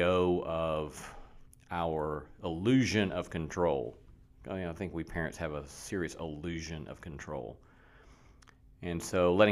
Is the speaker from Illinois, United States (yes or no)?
no; Alabama, United States; moved away; I grew up in Alabama